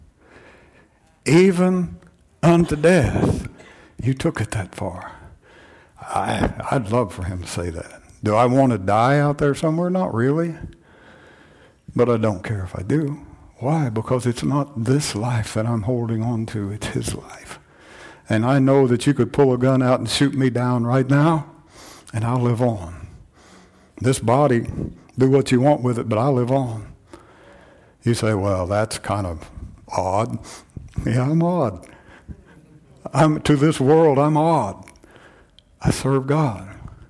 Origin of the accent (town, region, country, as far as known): United States